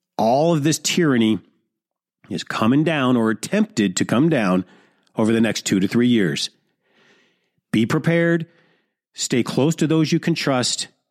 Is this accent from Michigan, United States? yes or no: yes; Detroit, Michigan, United States; the hood of Detroit, which is my hometown